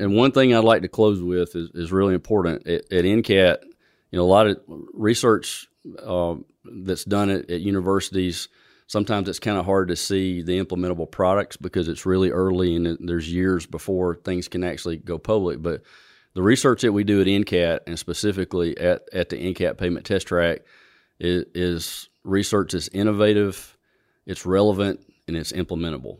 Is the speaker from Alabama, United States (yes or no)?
yes; Alabama, United States; also born or lived in Montgomery, Alabama / Auburn, Alabama; I grew up in, in Elmore County, on a farm in Elmore County